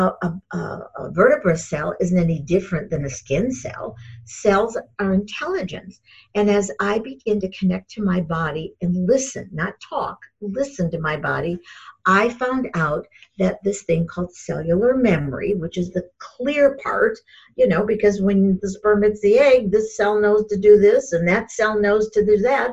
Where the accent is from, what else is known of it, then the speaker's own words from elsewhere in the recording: Michigan, United States; I grew up in Michigan.